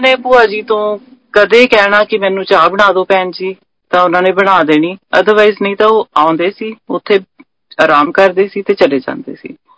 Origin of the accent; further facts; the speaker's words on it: Patiala, Punjab, India; ਅਸੀਂ ਪਟਿਆਲੇ ਦੇ ਰਹਿਣ ਵਾਲੇ ਆ